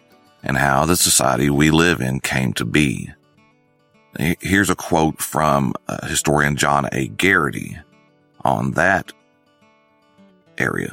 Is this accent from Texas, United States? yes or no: yes; North Texas, United States; growing up in North Texas, in a rural area